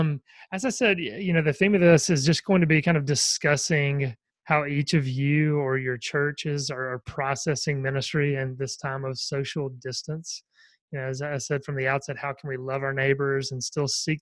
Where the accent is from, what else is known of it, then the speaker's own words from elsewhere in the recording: the Bible Belt, the South, United States; I'm from the Bible Belt and everyone goes to church down here